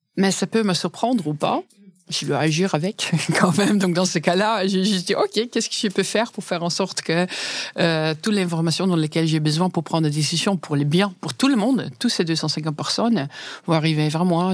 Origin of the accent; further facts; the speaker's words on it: Netherlands; French is a second language; moved away as an adult; now in France; je suis néerlandaise